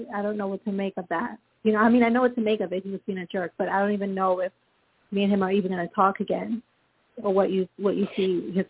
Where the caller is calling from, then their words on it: Florida, United States; I'm calling from Florida.